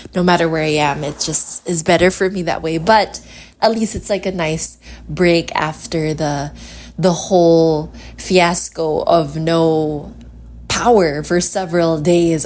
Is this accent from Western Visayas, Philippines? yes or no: yes; Iloilo City, Western Visayas, Philippines; I am from Iloilo City.